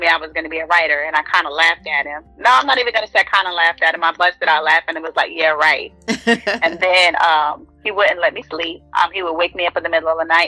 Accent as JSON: {"language": "English", "town": "Norfolk", "region": "Virginia", "country": "United States", "said": "I am from Norfolk, Virginia."}